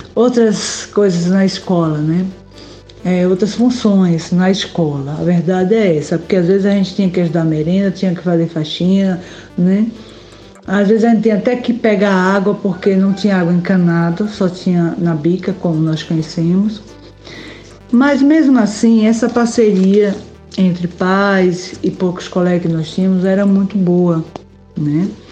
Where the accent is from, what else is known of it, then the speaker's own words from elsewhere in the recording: Brazil; eu sou do Jorrinho